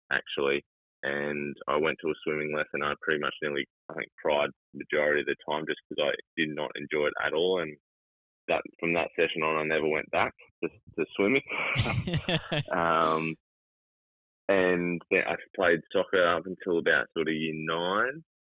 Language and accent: English; Gold Coast, Queensland, Australia; I grew up on the on the Gold Coast.